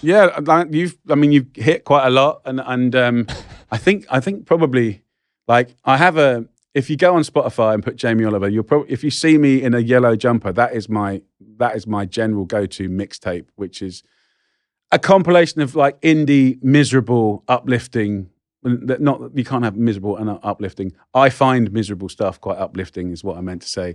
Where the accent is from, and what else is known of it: England, United Kingdom